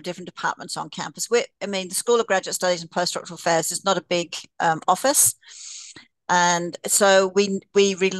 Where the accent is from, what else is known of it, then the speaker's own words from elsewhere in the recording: Australia; now in Canada; I'm Australian